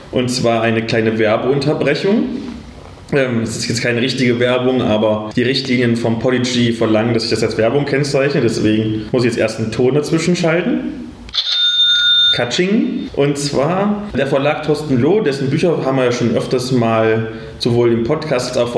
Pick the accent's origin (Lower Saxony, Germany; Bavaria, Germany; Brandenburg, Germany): Bavaria, Germany; Würzburg; ich komme aus Würzburg, bin Organisator